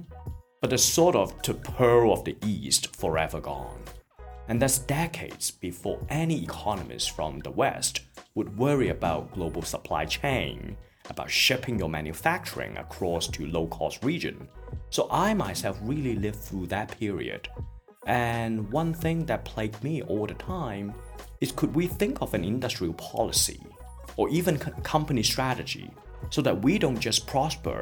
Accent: Hong Kong; moved away; I was born and raised in Hong Kong

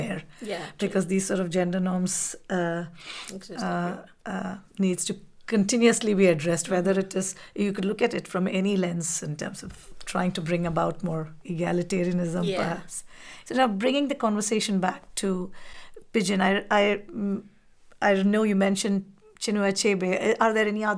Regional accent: India; moved away; I grew up in India. My childhood was there.

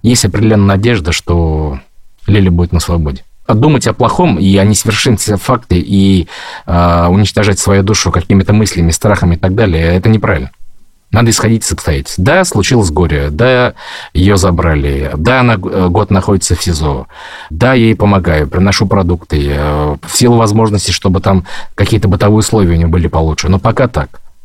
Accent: Ufa, Bashkortostan, Russia; moved away as an adult; now in Moscow, Russia; я родом из Башкортостана, город Уфа

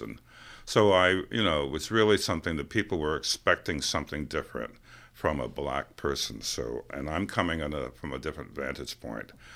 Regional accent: New York City, New York, United States; I'm from New York City

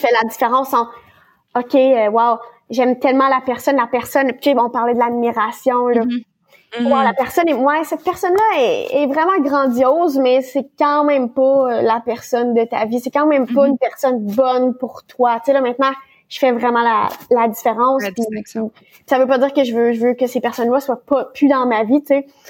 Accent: Ontario, Canada; je suis de l'Ontario

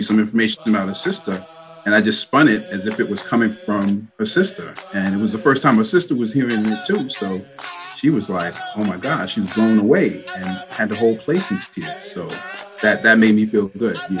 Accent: New York City, New York, United States; moved away as an adult; now in Long Island, United States; born and raised in Brooklyn, New York

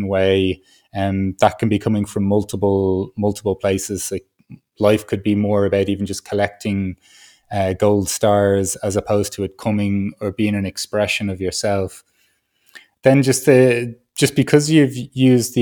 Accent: Ireland; I grew up in Ireland

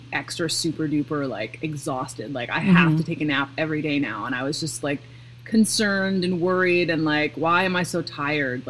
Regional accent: Seattle, Washington, United States; also born or lived in Pacific Northwest; now in Midwest, United States; I'm from Seattle, so like my whole family drinks coffee

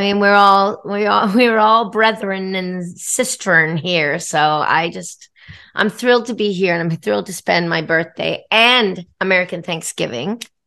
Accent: Australia; moved away; I was born in Australia

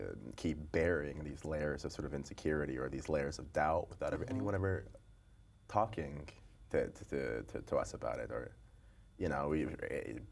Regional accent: Atlanta, Georgia, United States; I grew up in Atlanta

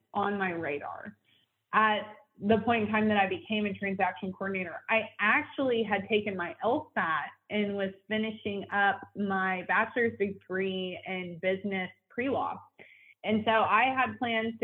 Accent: Edmond, Oklahoma, United States; also born or lived in Wichita Falls, Texas; I have lived in Edmond, Oklahoma pretty much all of my life, but I am from Wichita Falls, Texas

